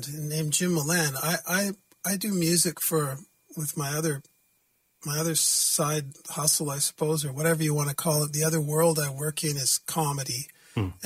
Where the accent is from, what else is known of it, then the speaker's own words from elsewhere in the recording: Vancouver, British Columbia, Canada; I'm from Vancouver, BC